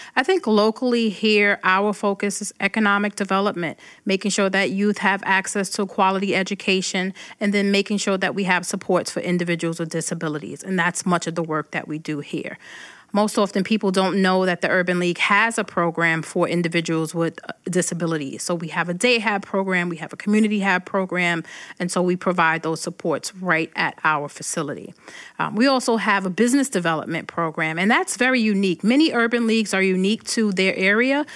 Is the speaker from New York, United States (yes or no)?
yes; Brooklyn, New York, United States; moved away as an adult; now in Rochester, United States; When I go back to Brooklyn